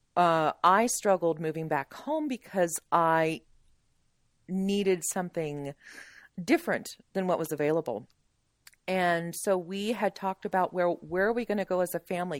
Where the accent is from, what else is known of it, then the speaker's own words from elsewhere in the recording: Sterling, United States; moved away as an adult; we moved back to where I grew up here in Sterling